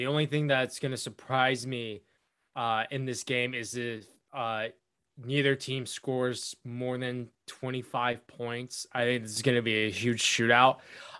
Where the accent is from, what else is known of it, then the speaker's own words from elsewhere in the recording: Winston-Salem, North Carolina, United States; because I grew up in Winston-Salem.